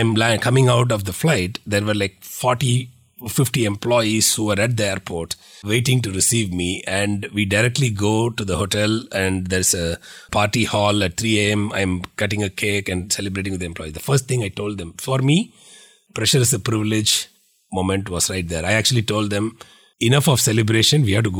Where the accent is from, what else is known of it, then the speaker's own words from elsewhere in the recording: India; now in United States; So that is the journey which I set out when I moved from India to Valley, because in India, people were celebrating us for $100 million.